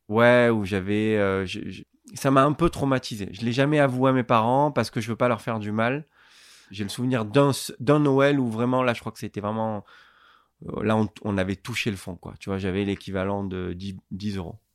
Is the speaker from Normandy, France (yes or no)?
no; Marseille, Provence-Alpes-Côte d'Azur, France; Je suis né dans une cité euh, à Marseille qui s'appelle euh, Félix Piat